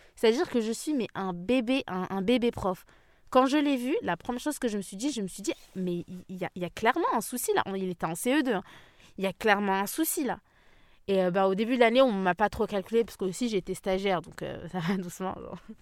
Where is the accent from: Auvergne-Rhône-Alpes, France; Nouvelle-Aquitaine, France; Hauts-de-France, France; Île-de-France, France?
Île-de-France, France; j'ai grandi en France